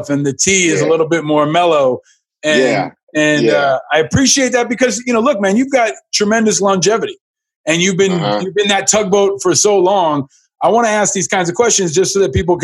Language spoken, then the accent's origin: English; New York, United States; growing up in New York